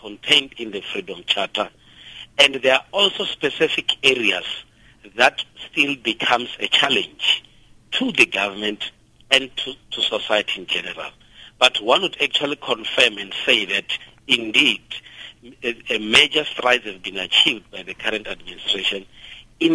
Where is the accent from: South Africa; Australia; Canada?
South Africa; South Africa, as a nation, we're quite lucky